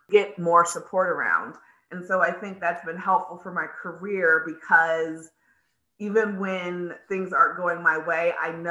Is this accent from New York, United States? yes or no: no; California, United States; also born or lived in Colorado; I am originally from California